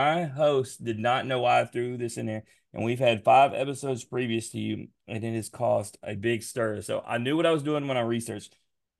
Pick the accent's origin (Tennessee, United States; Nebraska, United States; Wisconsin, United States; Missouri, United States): Tennessee, United States; Memphis; I'm from Memphis